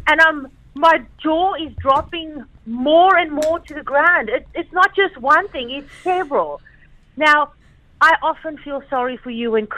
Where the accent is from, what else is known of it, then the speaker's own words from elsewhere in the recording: South Africa; I come from South Africa